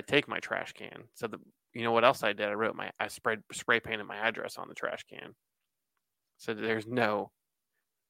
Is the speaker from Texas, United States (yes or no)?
no; Columbus, Ohio, United States; I live south of Columbus. I'm from Columbus